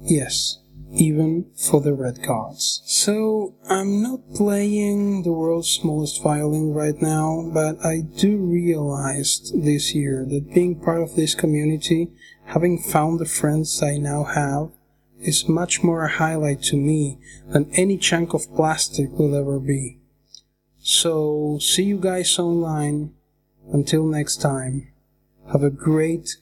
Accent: Argentina; I'm from Argentina

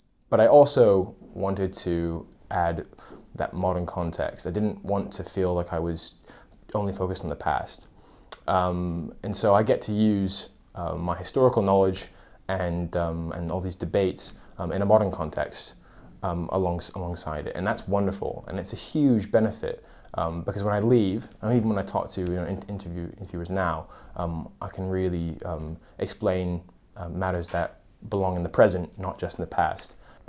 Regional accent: California, United States; also born or lived in United Kingdom; now in London, United Kingdom; I come from California, and I'm studying international relations and history in my second year.

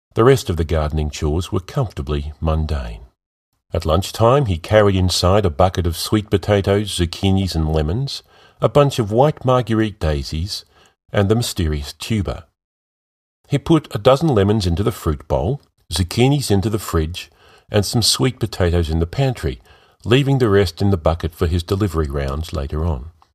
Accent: Melbourne, Victoria, Australia; my hometown of Melbourne

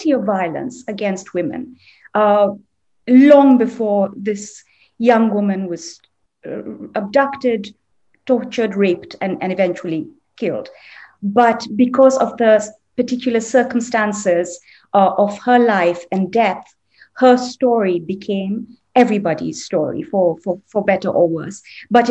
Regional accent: Delhi, India; I grew up in Delhi

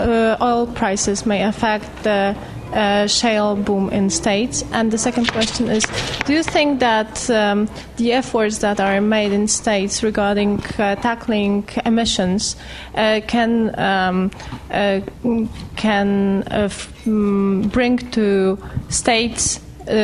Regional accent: Poland; I'm a journalist from Poland, from Rzeczpospolita.

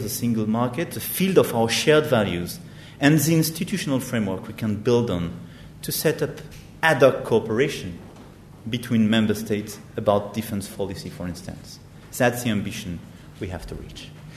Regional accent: France; our responsibility as French

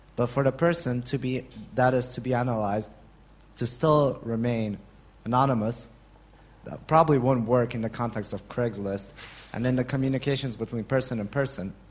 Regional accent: Russia; I'm from Russia and I work for a company

